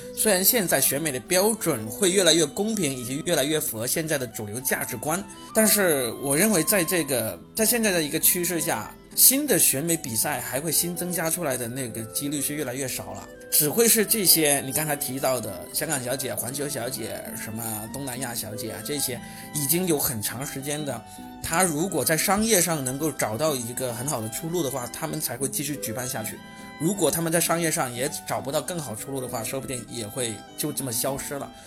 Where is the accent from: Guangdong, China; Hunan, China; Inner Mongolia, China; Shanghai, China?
Guangdong, China; Shenzhen; 只有我们深圳人才是在认真地防疫